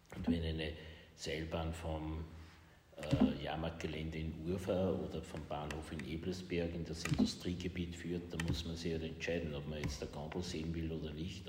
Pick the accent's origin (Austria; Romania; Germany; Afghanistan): Austria; Linz, Upper Austria; auch als Linzer